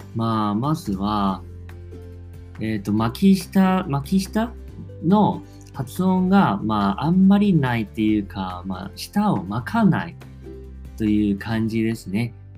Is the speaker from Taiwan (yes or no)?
yes; Taiwan; accent: Taiwanese; first language Chinese; Japanese is a second language; 自分は台湾出身なので、もちろん、まあ、中国語も台湾なまりになってる